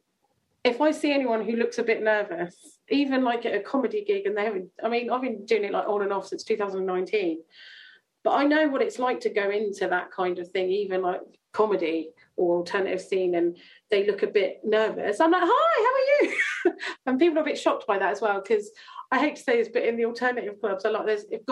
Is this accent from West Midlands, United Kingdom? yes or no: no; Chandler's Ford, South East England, United Kingdom; I grew up in Chandler's Ford